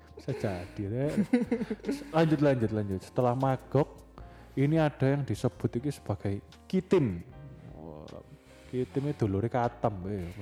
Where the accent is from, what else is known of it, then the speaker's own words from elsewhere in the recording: Indonesia; saya bangga sebagai warga negara Indonesia